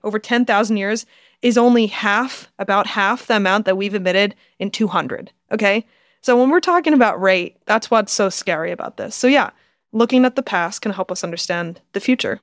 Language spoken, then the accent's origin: English; United States